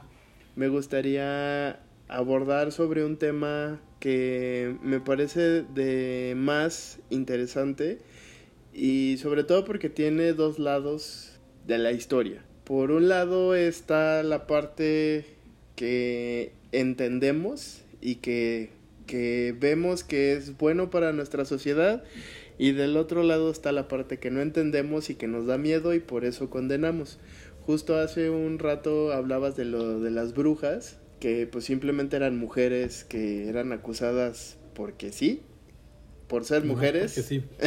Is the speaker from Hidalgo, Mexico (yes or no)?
no; Zacatecas, Mexico; de mi tierra